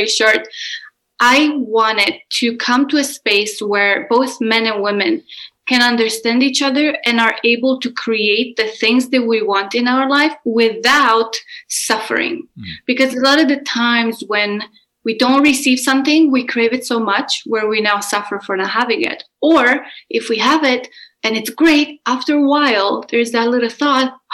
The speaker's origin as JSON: {"language": "English", "country": "Romania", "tie": "born or raised there", "said": "I am Romanian and I grew up in Romania."}